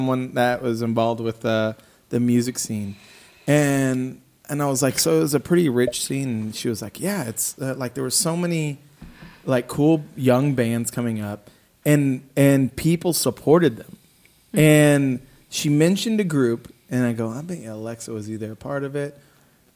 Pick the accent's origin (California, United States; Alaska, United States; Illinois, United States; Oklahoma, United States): Illinois, United States; Southern; now in Dallas, United States; I grew up in Southern Illinois and we didn't have any big cities within